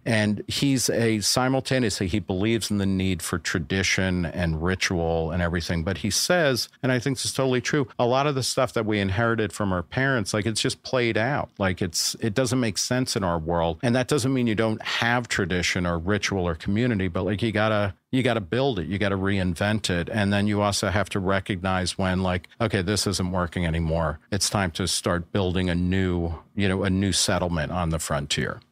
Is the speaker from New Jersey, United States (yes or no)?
yes; New Jersey, United States; moved away as an adult; also born or lived in Brooklyn, New York / Texas / Ohio / Los Angeles; now in New York, United States; I was born in Brooklyn, grew up mostly in New Jersey